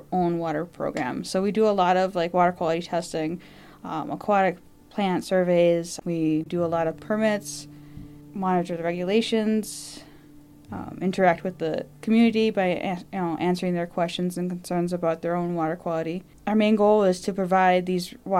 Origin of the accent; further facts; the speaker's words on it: Lac du Flambeau, Wisconsin, United States; originally from Lac des Flambeaux